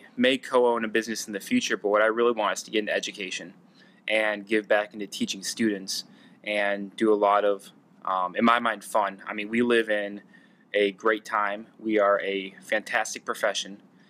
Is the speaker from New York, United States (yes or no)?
yes; Ithaca, New York, United States; I'm a native from Ithaca, been around here since I was 5 years old, and absolutely love the place